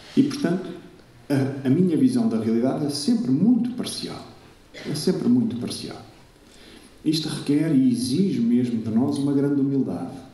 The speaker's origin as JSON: {"language": "Portuguese", "region": "Lisbon", "country": "Portugal", "tie": "born or raised there", "said": "Sou de Lisboa, acho que conheço bastante bem Lisboa. Eh, vivi em Lisboa até entrar para a Companhia de Jesus"}